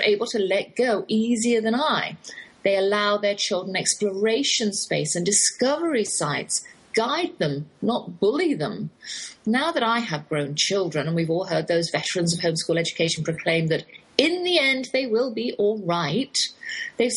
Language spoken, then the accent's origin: English; England, United Kingdom; accent: English; now in Texas, United States